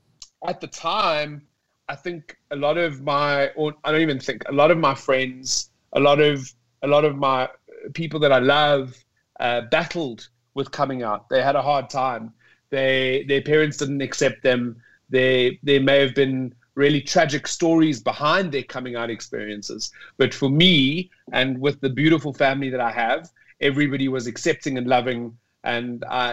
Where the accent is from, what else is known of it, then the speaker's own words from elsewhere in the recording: Johannesburg, Gauteng, South Africa; I grew up in South Africa, in Johannesburg, South Africa. I grew up in an area that is known as the south of Johannesburg, which is pretty rough. It's a pretty rough area to grow up in.